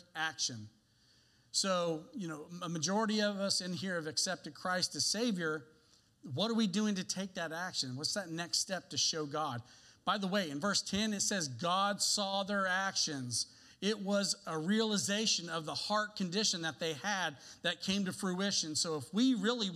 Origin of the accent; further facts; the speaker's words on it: the South, United States; I told you that I grew up in the South.